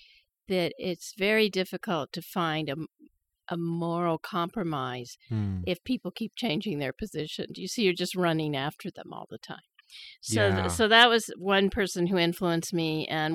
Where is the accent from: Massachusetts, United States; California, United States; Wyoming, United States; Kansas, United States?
Wyoming, United States; now in Idaho, United States; As you know, I grew up in Wyoming, and I went back there to work, and I had a job in government.